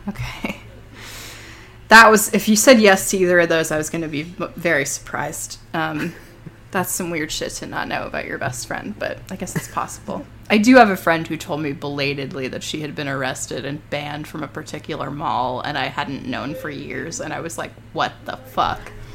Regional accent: Toronto, Ontario, Canada; I grew up in Toronto

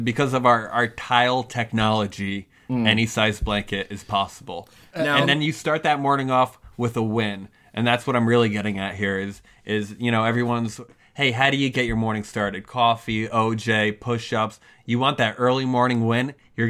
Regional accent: Connecticut, United States; we're from Connecticut.

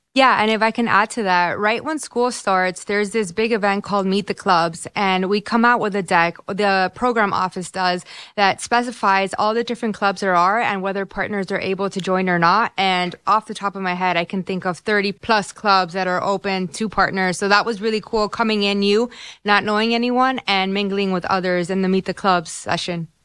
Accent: Miami, Florida, United States; moved away as an adult; now in Ann Arbor, United States; I was born and raised in Miami. It's the place I had always called home. I had never left

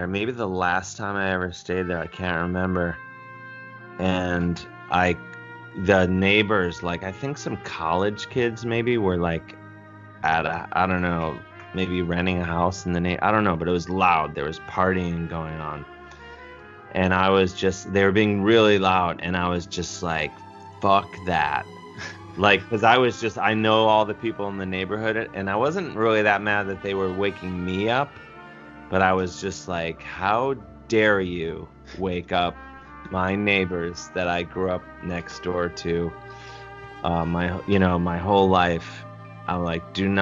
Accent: University Heights, Ohio, United States; I grew up in University Heights, Ohio

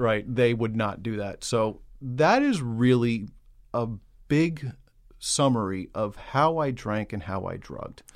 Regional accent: New York City, New York, United States; I grew up in Queens, New York.

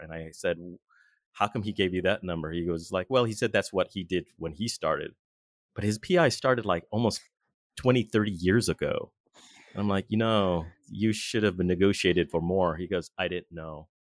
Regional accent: Southern California, United States; now in Boston, United States; I'm originally from Southern California, but right now I currently reside in Boston

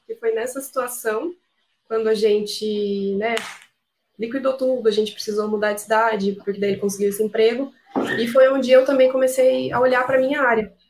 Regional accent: Piracicaba, São Paulo, Brazil; nós somos de Piracicaba, interior de São Paulo

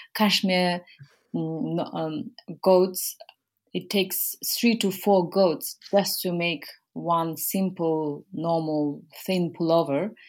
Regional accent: Mongolia; moved away; I am from Mongolia. I grew up in Mongolia. Um, I was born there

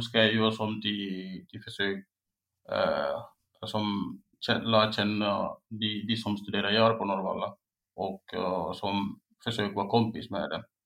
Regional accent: Guinea; Swedish is a second language; also born or lived in Espoo, Finland / Oravais, Finland; now in Finland; jag är från Guinea och jag kom först 2015 i år

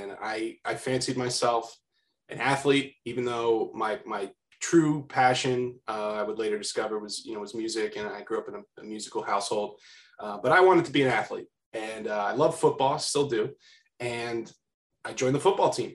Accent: Bucks County, Pennsylvania, United States; I grew up in Bucks County, PA

